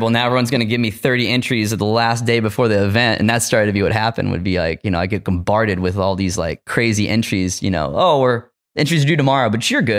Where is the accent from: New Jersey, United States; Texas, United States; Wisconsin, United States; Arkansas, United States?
Arkansas, United States; I didn't go to Headroom Gallery because I'm from Arkansas. I don't want to get busted.